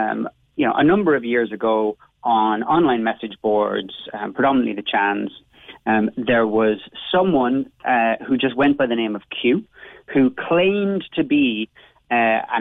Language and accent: English; Cobh, Munster, Ireland; of course I'm from Cove